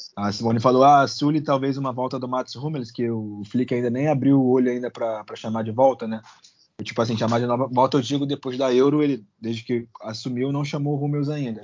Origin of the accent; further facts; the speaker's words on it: Rio de Janeiro, Brazil; nós que somos cariocas